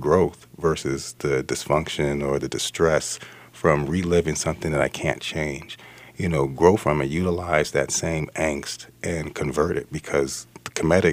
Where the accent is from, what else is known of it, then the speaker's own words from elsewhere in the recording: New Orleans, Louisiana, United States; now in Minnesota, United States; I'm from New Orleans